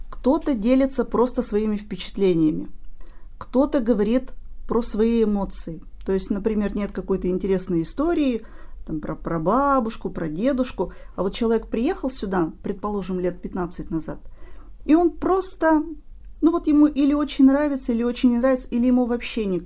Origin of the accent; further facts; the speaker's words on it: Sylva, Perm Krai, Russia; moved away as an adult; now in Perm, Russia; Я недалеко, я из Сылвы. Поэтому я, мой путь в Пермь был не очень длинным, это буквально 40 минут на автобусе.